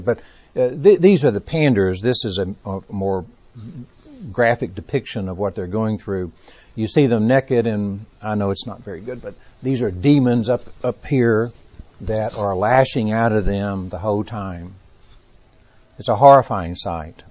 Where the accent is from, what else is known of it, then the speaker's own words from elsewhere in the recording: Texas, United States; accent: Texas; My Texas accent